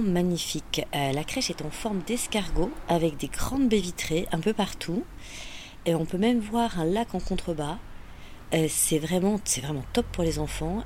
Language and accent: French; Auvergne-Rhône-Alpes, France; moved away; je suis originaire d'Auvergne